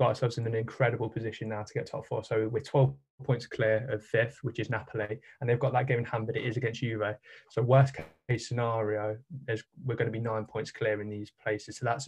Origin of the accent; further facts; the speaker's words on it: Leicester, East Midlands, United Kingdom; I'm from Leicester, obviously